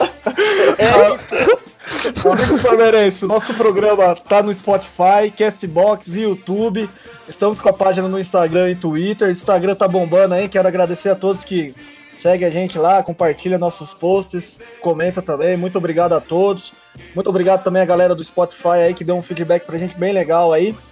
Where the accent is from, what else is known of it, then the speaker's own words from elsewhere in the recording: Bragança Paulista, São Paulo, Brazil; Eu nasci em Bragança